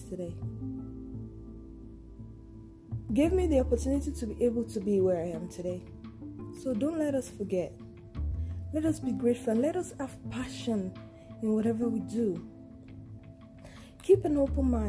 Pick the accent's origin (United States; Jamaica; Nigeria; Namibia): Nigeria; I'm a Nigerian and a Yoruba girl